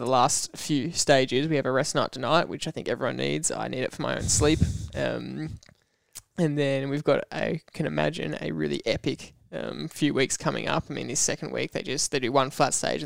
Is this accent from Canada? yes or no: no; Australia; as an Aussie